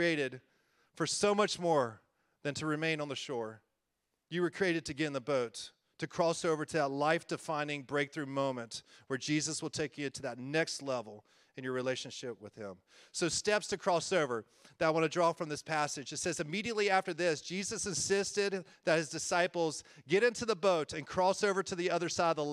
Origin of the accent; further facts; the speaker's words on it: Winston-Salem, North Carolina, United States; moved away as an adult; Winston-Salem, North Carolina, so I'm a North Carolina boy.